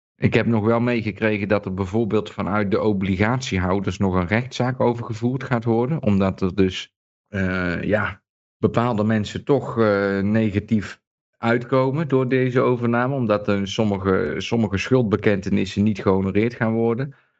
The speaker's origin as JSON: {"language": "Dutch", "country": "Netherlands", "moved": "yes", "said": "toen ik nog in Nederland woonde"}